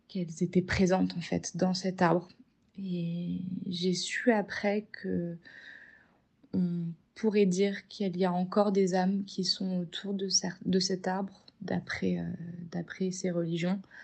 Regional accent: Paris, Île-de-France, France; also born or lived in Marseille / Bali; je suis née à Paris

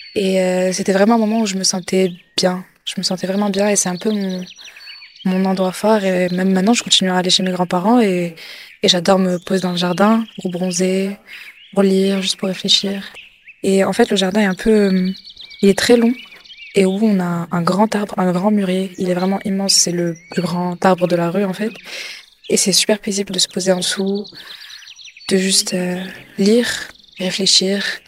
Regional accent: Morocco; J'ai grandi avec mes, grands-parents et on habitait dans une grande, euh, grande villa au Maroc.

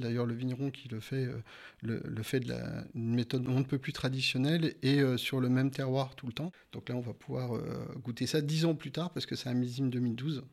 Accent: Burgundy, Bourgogne-Franche-Comté, France; je suis originaire de, Bourgogne

